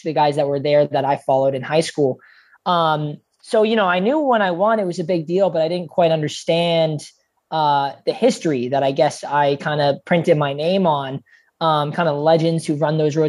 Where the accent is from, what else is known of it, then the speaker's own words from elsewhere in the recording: Canada; moved away as an adult; also born or lived in Michigan; I'm back home in Canada